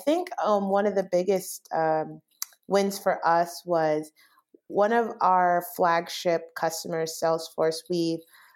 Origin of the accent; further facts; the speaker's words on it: Bay Area, California, United States; moved away as an adult; also born or lived in Los Angeles, California; now in Chicago, United States; I'm originally from the Bay Area